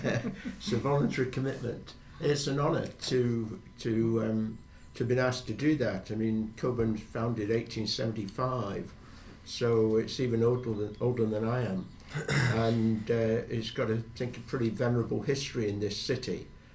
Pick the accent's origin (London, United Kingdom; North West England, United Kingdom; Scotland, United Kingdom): North West England, United Kingdom; Manchester; moved away as an adult; now in Edinburgh, United Kingdom; I moved to Edinburgh in 1971. I was born and brought up in Manchester.